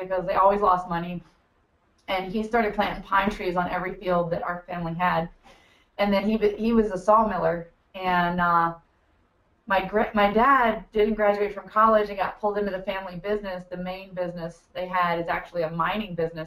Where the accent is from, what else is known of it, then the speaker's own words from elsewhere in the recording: Buckingham County, Virginia, United States; I grew up in Buckingham County, Virginia, just one county over from where we are